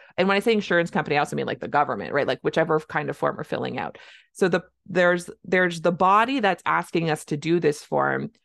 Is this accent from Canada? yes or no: yes; Canada; I'm a Canadian family physician